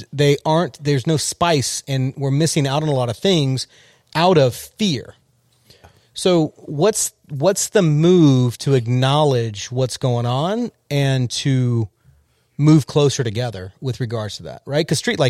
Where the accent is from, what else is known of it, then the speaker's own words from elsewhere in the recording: California, United States; I grew up in Southern California.